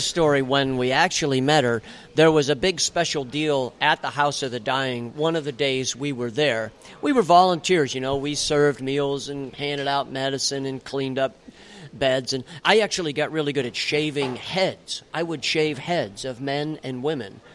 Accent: Bradford, Pennsylvania, United States; also born or lived in Pittsburgh, Pennsylvania; I was born in Pittsburgh, Pittsburgh in guy. 1956. I turned okay. 60 this year. But I grew up in the little northern tier town of Bradford, Pennsylvania

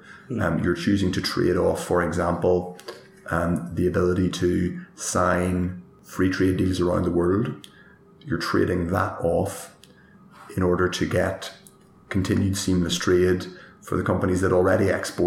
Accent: Northern Ireland, United Kingdom; relation to where I come from, that's Northern Ireland, and indeed the whole island of Ireland, because I'm an Irish citizen.

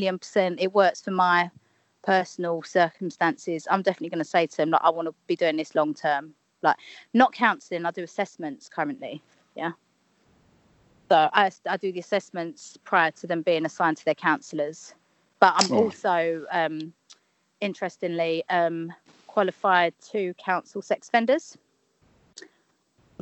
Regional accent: London, United Kingdom; I'm from Leytonstone

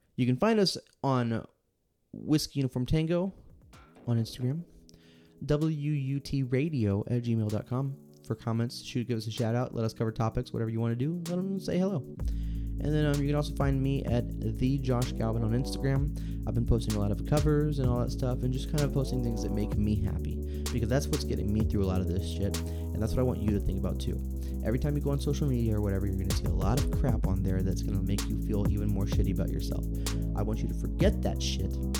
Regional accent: Texas, United States; Born and raised in Texas.

